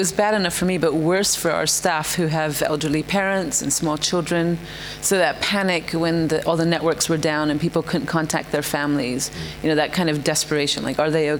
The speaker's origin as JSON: {"language": "English", "country": "India", "tie": "born or raised there", "said": "So I actually was born and raised in India, even though I'm not Indian."}